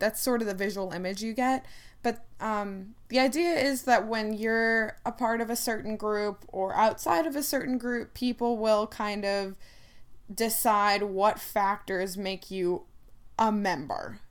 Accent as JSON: {"language": "English", "region": "Ohio", "country": "United States", "tie": "born or raised there", "said": "growing up in Ohio, I don't speak with an accent"}